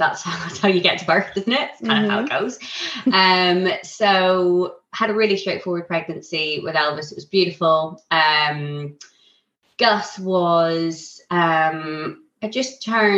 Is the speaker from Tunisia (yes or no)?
no; Ireland; now in Isle of Wight, United Kingdom; I'm Irish